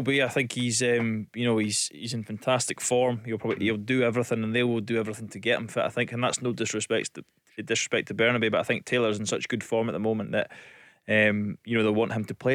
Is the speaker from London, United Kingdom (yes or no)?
no; Elgin, Scotland, United Kingdom; born or raised there; also born or lived in Aberdeen